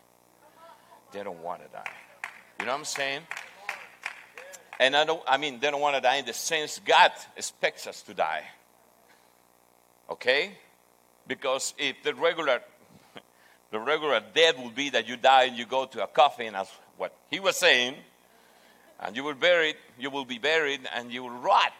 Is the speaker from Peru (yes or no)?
yes; Peru; English is a second language; I'm from Peru.